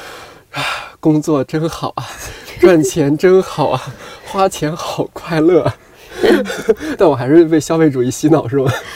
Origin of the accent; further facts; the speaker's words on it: Shanxi, China; 我是一个一直在山西生活长大的人